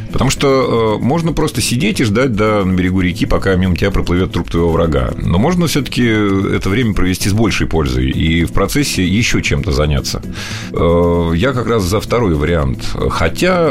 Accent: Northern Kazakhstan, Kazakhstan; moved away; Я родился и вырос в Северном Казахстане, как раз э, примерно между космодромом и ядерным полигоном в Семипалатинске

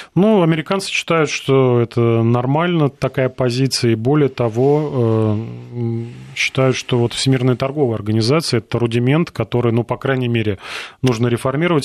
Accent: Russia

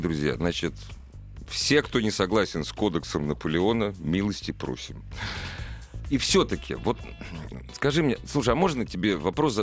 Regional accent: Moscow, Russia; я родился в Москве

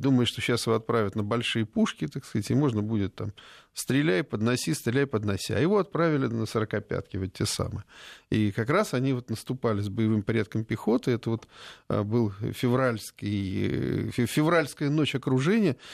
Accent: Smolensk Oblast, Russia; Я родом со Смоленщины

